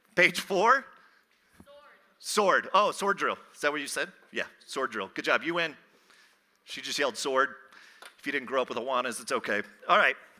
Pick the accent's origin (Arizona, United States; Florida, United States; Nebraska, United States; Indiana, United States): Arizona, United States; Phoenix; I am from Phoenix